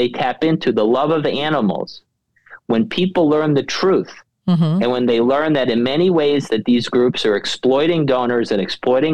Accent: New York City, New York, United States; moved away; also born or lived in Washington; I was born and raised in Queens, New York

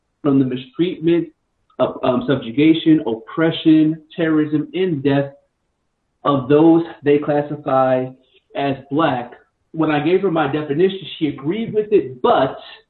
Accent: New York City, New York, United States; I grew up in New York City

